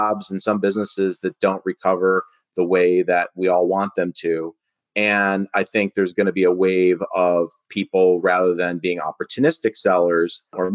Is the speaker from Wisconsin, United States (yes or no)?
yes; Milwaukee, Wisconsin, United States; I'm from the Midwest, so from Milwaukee